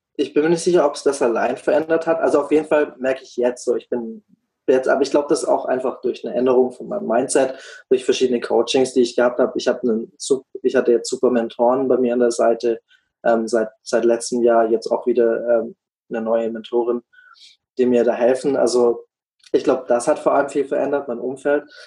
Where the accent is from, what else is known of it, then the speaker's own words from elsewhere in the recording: Black Forest, Baden-Württemberg, Germany; moved away as an adult; also born or lived in Freiburg; now in United States; ich komme ursprünglich auch aus, ähm, aus einer ganz ähnlichen Richtung wie, wie der Dom aus dem Schwarzwald, aus einem ganz kleinen Kaff